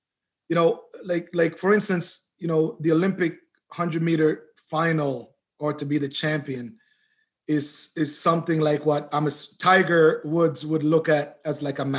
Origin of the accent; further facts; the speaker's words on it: Canada; I love being Canadian, but I'm going to lay it down.